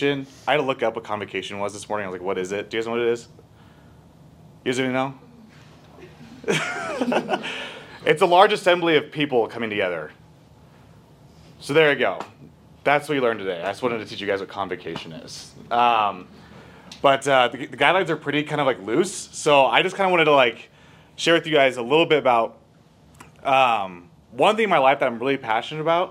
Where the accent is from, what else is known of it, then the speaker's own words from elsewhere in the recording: Littleton, Colorado, United States; also born or lived in Denver; I grew up here in Littleton